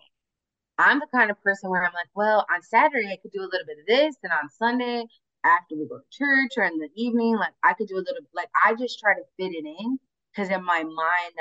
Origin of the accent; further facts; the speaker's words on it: Chicago, Illinois, United States; where I grew up in Humboldt Park